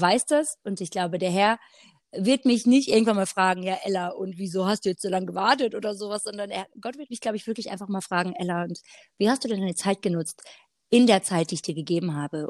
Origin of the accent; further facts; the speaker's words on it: Black Forest, Baden-Württemberg, Germany; moved away as an adult; also born or lived in Hanover; seit ich jetzt wieder hier bin, im Schwarzwald wieder, ich bin vor einem Jahr zurückgezogen, ähm, wieder in meine Heimatstadt